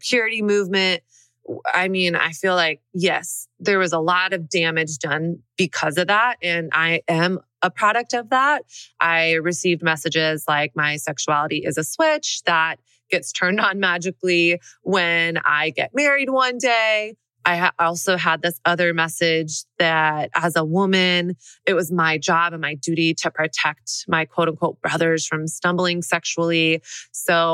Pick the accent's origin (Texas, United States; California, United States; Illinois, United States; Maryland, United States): Texas, United States; Dallas; also born or lived in Brooklyn; now in New York, United States; I grew up in Dallas, Texas